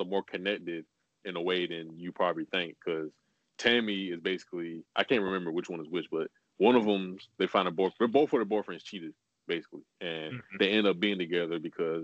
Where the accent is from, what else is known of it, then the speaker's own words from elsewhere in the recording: Compton, California, United States; growing up in Compton.